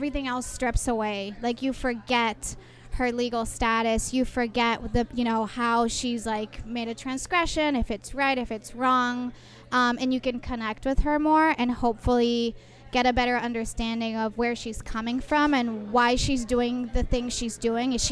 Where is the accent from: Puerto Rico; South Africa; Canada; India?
Puerto Rico; I'm from Puerto Rico, born and raised